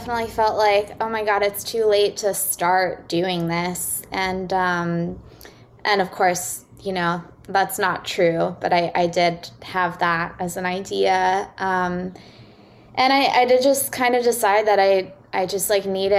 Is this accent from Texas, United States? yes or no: yes; Austin, Texas, United States; moved away as an adult; also born or lived in New York City; I grew up in Austin, Texas